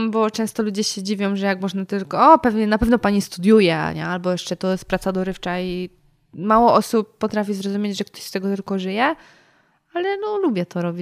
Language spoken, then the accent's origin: Polish; Jaworzno, Silesian Voivodeship, Poland; now in Kraków, Poland; ja pochodzę z Jaworzna